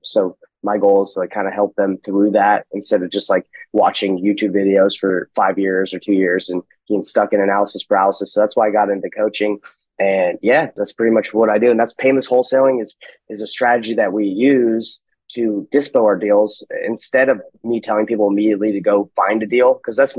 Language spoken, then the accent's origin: English; Salt Lake City, Utah, United States; I'm from Salt Lake City, Utah.